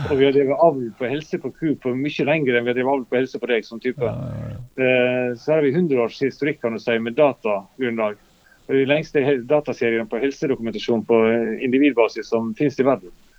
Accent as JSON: {"language": "Norwegian", "town": "Luster", "region": "Vestland", "country": "Norway", "said": "i Lyster, der vi kommer fra, i Sogn"}